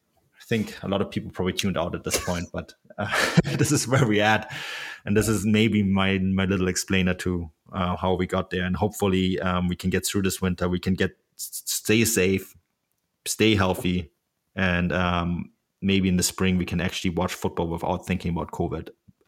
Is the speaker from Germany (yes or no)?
yes; Munich, Bavaria, Germany; I'm from Bavaria. I'm from one of the most modern cities in Bavaria, Munich. But you drive an hour outside of Munich and you are in the most backwards, and I mean that sometimes in a positive, sometimes in a negative way, place in the world.